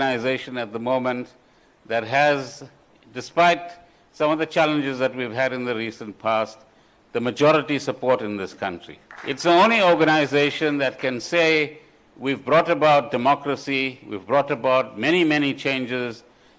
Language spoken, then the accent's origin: English; South Africa; as South Africans